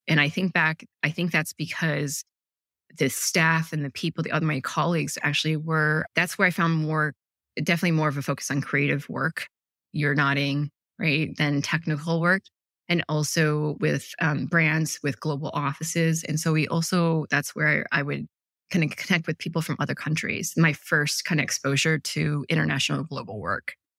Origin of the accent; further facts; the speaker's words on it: Ann Arbor, Michigan, United States; I grew up in Ann Arbor, Michigan